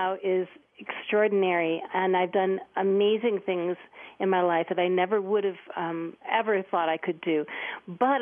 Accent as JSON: {"language": "English", "town": "Detroit", "region": "Michigan", "country": "United States", "tie": "born or raised there", "also_born_or_lived": "Denver", "moved": "yes", "said": "I was born in Detroit, Michigan"}